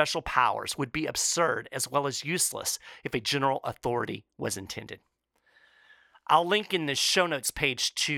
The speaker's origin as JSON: {"language": "English", "region": "Kentucky", "country": "United States", "said": "my home state of Kentucky"}